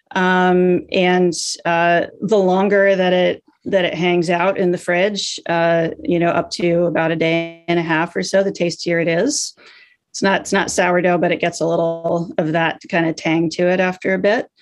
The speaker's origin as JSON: {"language": "English", "town": "Des Moines", "region": "Iowa", "country": "United States", "also_born_or_lived": "San Francisco", "moved": "as an adult", "said": "I'm from Des Moines and I went to University of Iowa in Iowa City"}